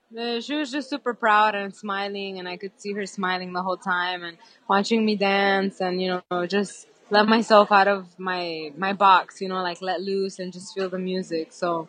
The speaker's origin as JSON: {"language": "English", "town": "New York City", "region": "New York", "country": "United States", "tie": "born or raised there", "said": "I'm from New York, I'm from the Bronx, and being in my hometown"}